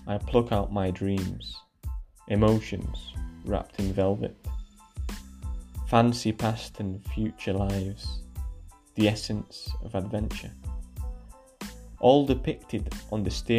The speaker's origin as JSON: {"language": "English", "town": "Barcelona", "region": "Catalonia", "country": "Spain", "tie": "born or raised there", "said": "I grew up in Catalonia, in Barcelona"}